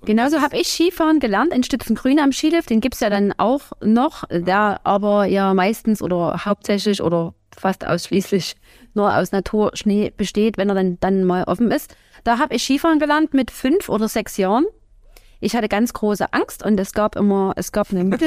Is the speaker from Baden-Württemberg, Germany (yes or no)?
no; Bad Schlema, Saxony, Germany; accent: Saxon; also born or lived in Plauen; Ich bin in Bad Schlema geboren, im tiefsten Erzgebirge und lebe schon immer mit einer Ausnahme